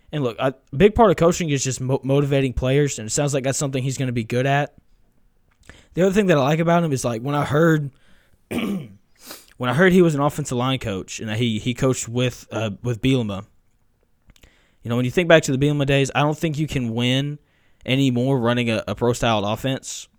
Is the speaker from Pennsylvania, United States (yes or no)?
no; Tennessee, United States; I grew up in Tennessee